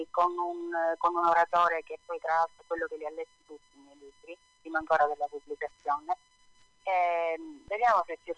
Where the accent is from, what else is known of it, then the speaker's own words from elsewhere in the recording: Sicily, Italy; io ambiento tutto in Sicilia perché è la mia terra